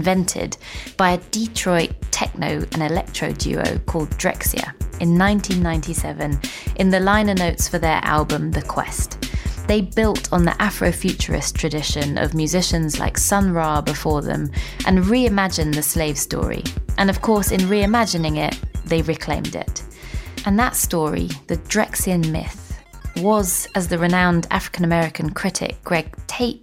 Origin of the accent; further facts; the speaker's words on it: London, United Kingdom; I'm from London, not Bristol